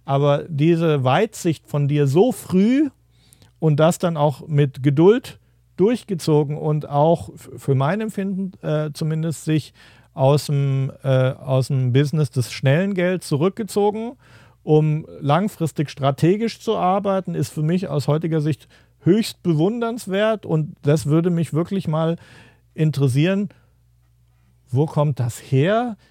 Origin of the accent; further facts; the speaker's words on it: Giessen, Hesse, Germany; also born or lived in Frankfurt; bei uns in Gießen waren halt die Amerikaner